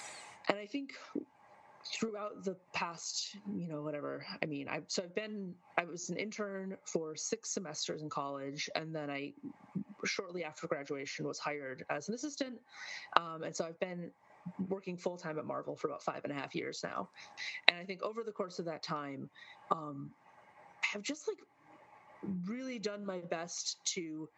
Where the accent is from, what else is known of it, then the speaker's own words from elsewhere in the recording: Midwest, United States; I'm from the Midwest, deep cuts in terms of linguistic use